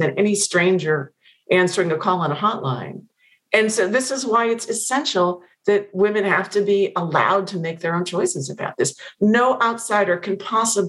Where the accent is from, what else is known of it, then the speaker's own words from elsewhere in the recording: Pennsylvania, United States; moved away; I've not been back to Pennsylvania since it came out.